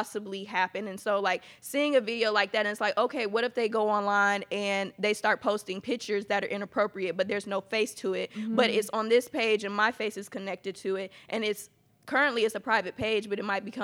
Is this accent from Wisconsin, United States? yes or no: no; Atlanta, Georgia, United States; now in Texas, United States; I'm actually from Atlanta, Georgia, but I do live here in Texas.